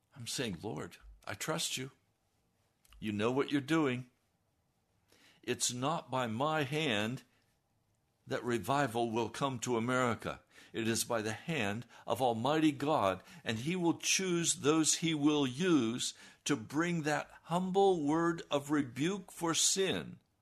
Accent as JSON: {"language": "English", "country": "United States", "said": "how I was raised as an American"}